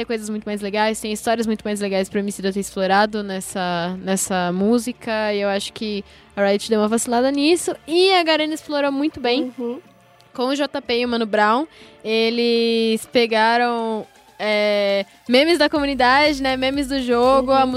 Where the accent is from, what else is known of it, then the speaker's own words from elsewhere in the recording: São Paulo, Brazil; como corintiana, né, querendo ou não, e como é, nascida e crescida na Zona Leste